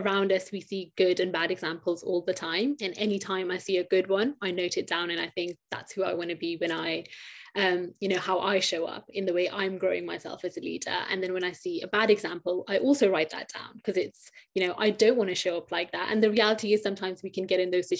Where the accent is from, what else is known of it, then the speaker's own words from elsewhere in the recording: United Kingdom; I'm a British Pakistani woman